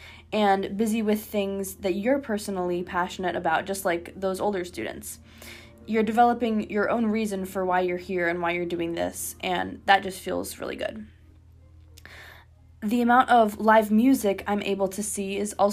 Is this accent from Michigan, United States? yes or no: yes; Ypsilanti, Michigan, United States; I'm from Ypsilanti, Michigan, which is about 15 minutes away from the School of Music